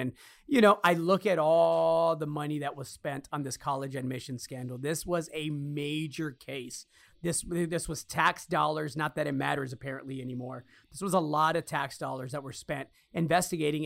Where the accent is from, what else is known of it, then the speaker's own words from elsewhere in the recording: Chicago, Illinois, United States; me growing up in Chicago